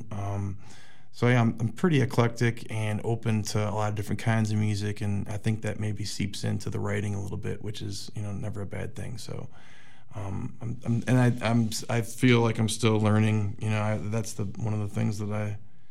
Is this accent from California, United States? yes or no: no; just outside of Chicago, Illinois, United States; I grew up just outside of Chicago.